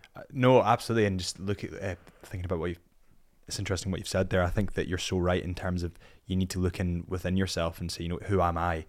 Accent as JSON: {"language": "English", "region": "Scotland", "country": "United Kingdom", "said": "I'm a Scot"}